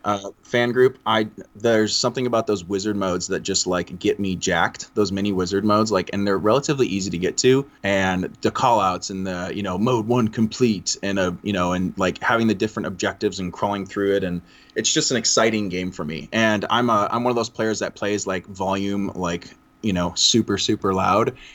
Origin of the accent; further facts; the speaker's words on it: Chicago, Illinois, United States; I'm from Chicagoland area